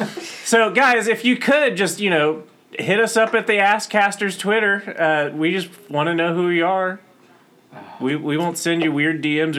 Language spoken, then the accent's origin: English; Wichita, Kansas, United States; I'm from Wichita, Kansas.